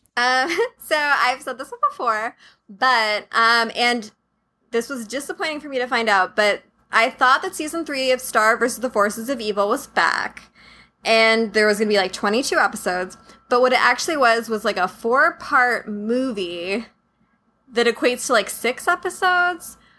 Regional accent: San Diego, California, United States; I grew up in San Diego, um, in the suburbs of San Diego

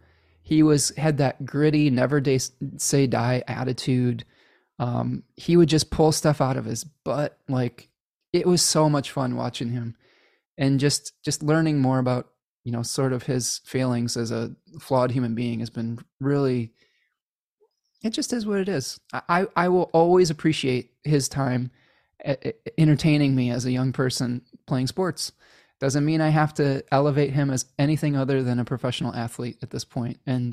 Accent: Chicago, Illinois, United States; I was a little bit partial to the Blackhawks growing up in Chicago, when they were really good at that point.

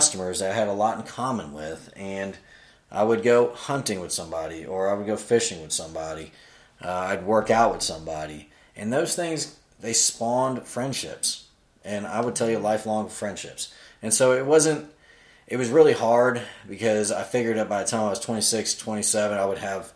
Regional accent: Florida, United States; moved away as an adult; also born or lived in Virginia / Greenville, South Carolina; I'm from Florida

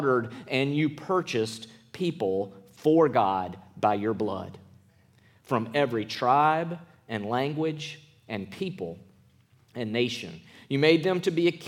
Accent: Clinton, Mississippi, United States; also born or lived in Columbus, Mississippi; I was born in Columbus, Mississippi. I was raised in Clinton, Mississippi.

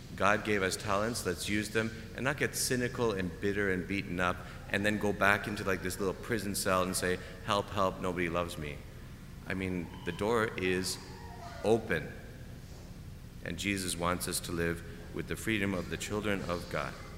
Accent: Canada; moved away; I'm Canadian. We play hockey. I did not understand football really until I came here

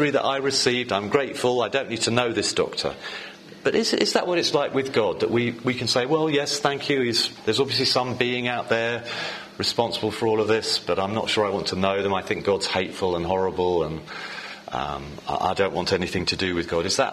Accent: England, United Kingdom; I'm English

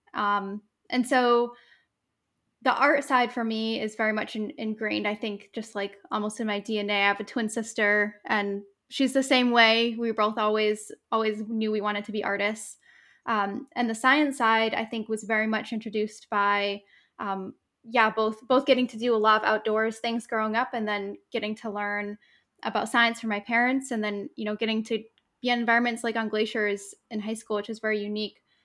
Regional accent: New England, United States; now in Maine, United States; growing up in New England

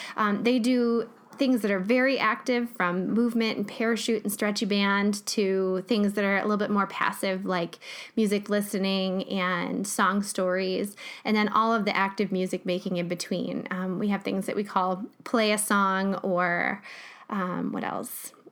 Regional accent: Jackson, United States; my hometown

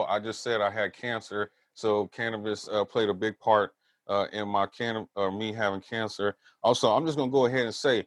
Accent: Southern California, United States; also born or lived in Texas / San Francisco Bay Area; now in Humboldt County, United States; I grew up in Southern California

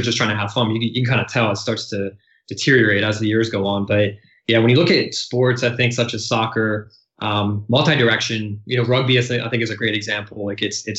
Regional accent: Baltimore, Maryland, United States; I was born and raised in right outside of Baltimore, Maryland

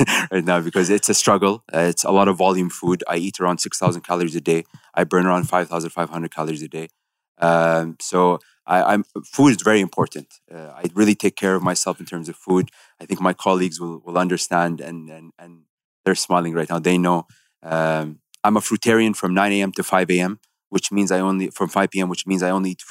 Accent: United Arab Emirates

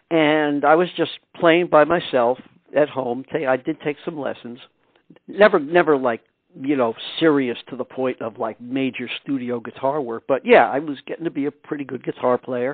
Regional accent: New York City, New York, United States; also born or lived in Eastchester, New York; I was born in Brooklyn, New York. And we lived there until I was 12 years old. And then we moved to Eastchester, New York, which is a suburb of the city.

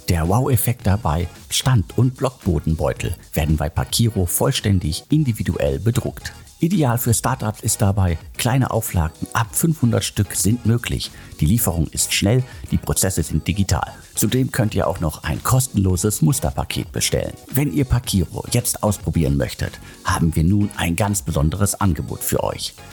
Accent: North Rhine-Westphalia, Germany; Und Hamburg, München, Köln oder das Ruhrgebiet, meiner Heimat, die haben alle irgendwie äh, eigene Stärken.

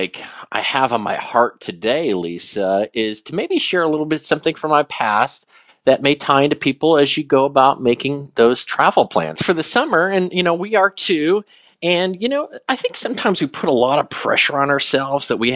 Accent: Chicago, Illinois, United States; because we're from Chicago.

